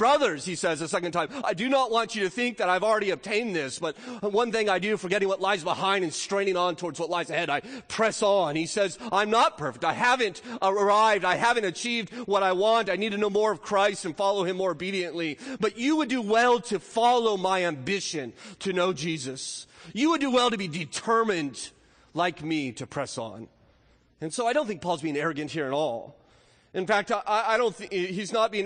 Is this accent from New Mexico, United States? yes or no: no; Southern California, United States; moved away as an adult; now in North Carolina, United States; I spent 22 years growing up in Southern California. I moved to North Carolina